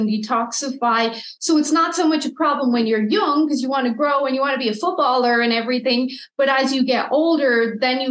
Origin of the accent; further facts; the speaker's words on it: Ireland; now in Canada; I'm Irish